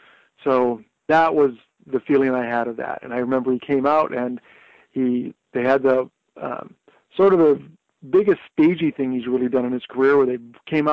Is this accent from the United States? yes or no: no; Thunder Bay, Ontario, Canada; I grew up in Thunder Bay, it didn't seem like there would be a lot of opportunity.